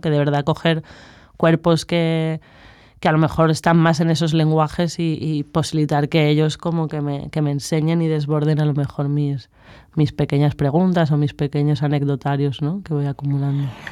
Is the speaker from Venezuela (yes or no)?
no; Madrid, Community of Madrid, Spain; moved away as an adult; now in Barcelona, Spain; vengo de Madrid y estudio filosofía